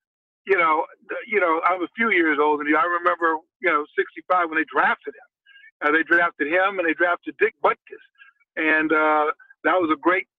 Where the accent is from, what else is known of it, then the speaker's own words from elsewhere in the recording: Chicago, Illinois, United States; we grew up in Chicago